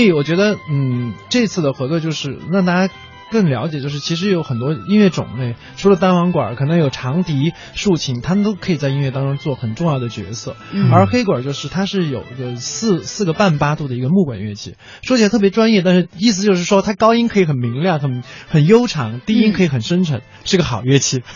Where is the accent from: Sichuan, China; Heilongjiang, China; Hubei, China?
Sichuan, China; Chengdu; 因为它特别像我小时候在成都长大的时候，那个我， 我爸爸那时候还在卖糖果